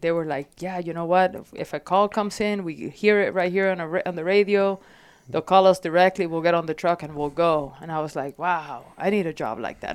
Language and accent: English; Puerto Rico; also born or lived in Florida; now in Phoenix, United States; So, growing up in Puerto Rico was, like, constant discovery and nature